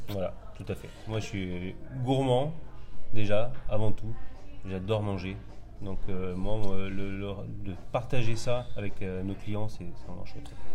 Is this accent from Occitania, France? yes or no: yes; Albi, Occitania, France; also born or lived in Normandy; now in Bordeaux, France; moi je suis originaire d'Albi dans le Tarn